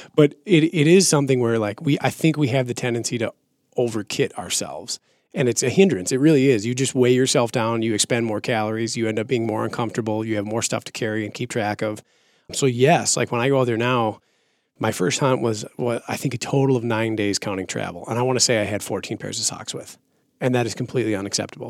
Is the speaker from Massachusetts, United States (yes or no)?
no; Minnesota, United States; moved away; growing up, I'm from Minnesota originally